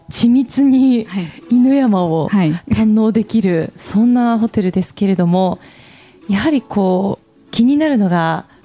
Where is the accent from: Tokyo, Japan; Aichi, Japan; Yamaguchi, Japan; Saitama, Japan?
Aichi, Japan; 愛知県出身でありなが